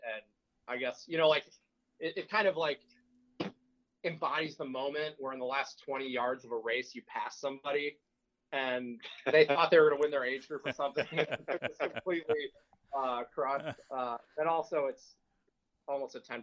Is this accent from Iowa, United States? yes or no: no; Toledo, Ohio, United States; I grew up in Toledo, and Toledo is a really interesting town